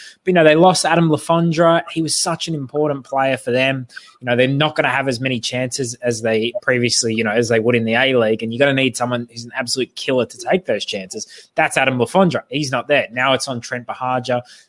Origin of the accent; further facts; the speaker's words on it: Australia; as an Australian football journalist, I do want all the Australian teams to do well.